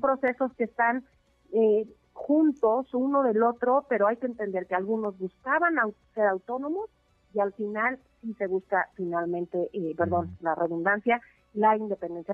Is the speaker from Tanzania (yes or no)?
no; Mexico